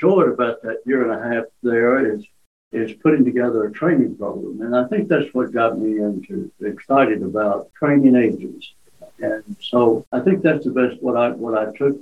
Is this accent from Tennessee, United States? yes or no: yes; Nashville, Tennessee, United States; now in Maumelle, United States; we're all from Nashville.